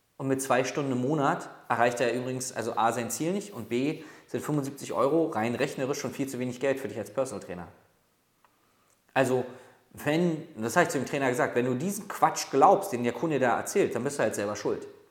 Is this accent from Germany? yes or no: yes; Berlin, Germany; ich komme aus Berlin